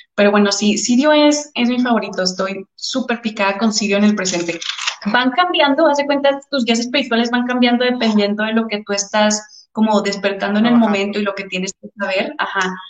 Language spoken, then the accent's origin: Spanish; Torreón, Coahuila, Mexico; moved away as an adult; also born or lived in Houston; yo soy de Torreón, ¿no? Entonces, cuando me fui a estudiar a la universidad, me fui a Houston.